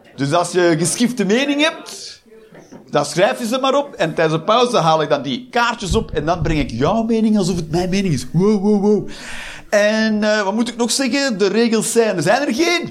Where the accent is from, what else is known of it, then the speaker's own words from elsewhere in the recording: Flanders, Belgium; now in Eindhoven, Netherlands; ik ben een Belg, een Vlaming